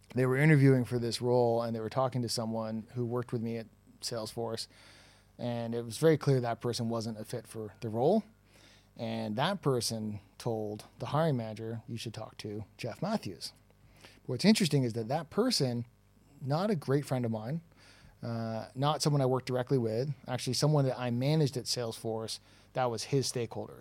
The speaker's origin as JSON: {"language": "English", "town": "Toronto", "region": "Ontario", "country": "Canada", "accent": "Toronto", "moved": "as an adult", "lives_now": "Dublin, Ireland", "said": "my accent is from Toronto"}